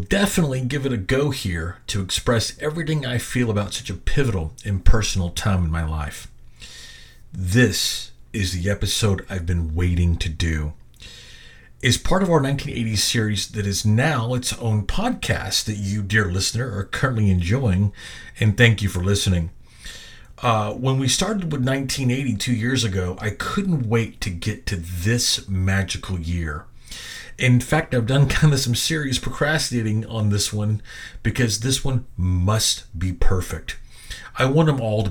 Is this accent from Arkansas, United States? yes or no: yes; Little Rock, Arkansas, United States; also born or lived in Benton, Arkansas; Right after my 8th birthday, in March of 1982, we moved from Benton, Arkansas, to the natural state's capital and also the city of my birth, Little Rock.